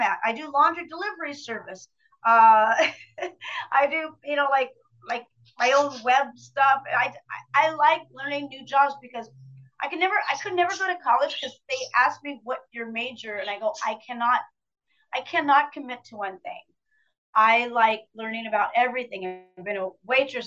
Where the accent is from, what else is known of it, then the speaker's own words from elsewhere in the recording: Pomona, California, United States; I was born in Pomona, California